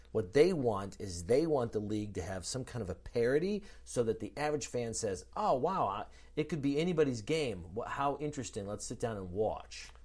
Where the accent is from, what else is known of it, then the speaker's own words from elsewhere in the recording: Chicago, Illinois, United States; we're both from Chicago